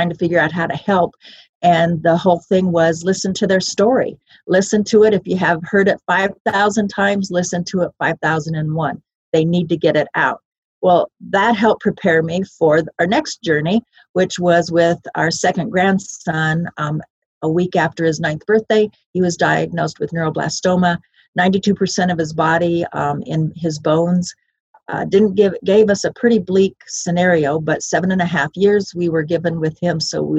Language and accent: English; Iowa, United States; moved away; also born or lived in Colorado; it started in Iowa. My parents adopted me July 3rd.